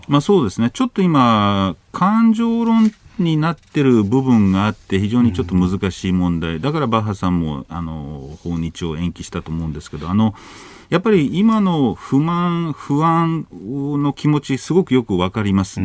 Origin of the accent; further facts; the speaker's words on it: United States; now in Japan; アメリカ人として